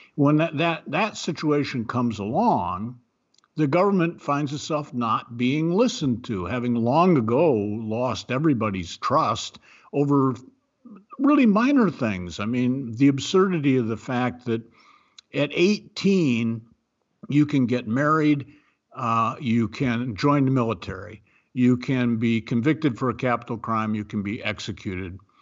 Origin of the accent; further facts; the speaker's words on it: Ohio, United States; moved away; I'm from Ohio. I believe in Ohio. I am an Ohioan in my heart. It's been many years since I've lived there